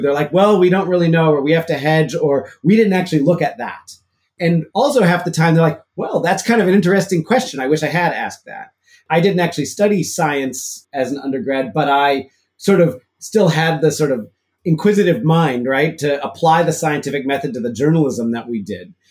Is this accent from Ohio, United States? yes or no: no; Chicago, Illinois, United States; now in Massachusetts, United States; I grew up in Chicago in the city